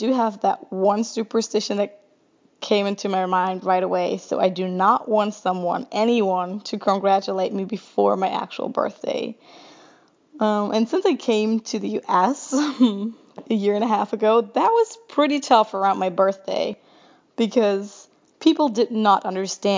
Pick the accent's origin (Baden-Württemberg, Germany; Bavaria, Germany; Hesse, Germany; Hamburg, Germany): Hesse, Germany; near Frankfurt; I grew up near Frankfurt, Germany.